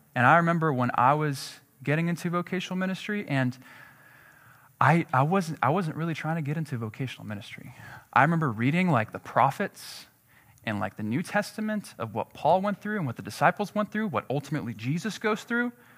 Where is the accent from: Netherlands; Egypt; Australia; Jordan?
Jordan; moved away; I'm from Jordan